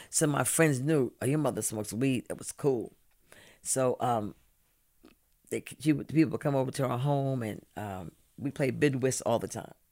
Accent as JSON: {"language": "English", "town": "Brooklyn", "region": "New York", "country": "United States", "tie": "born or raised there", "said": "A young black girl in Brooklyn. Dope the bomb. I went to PS ninety two. I went to IS three twenty. I went to Erasmus."}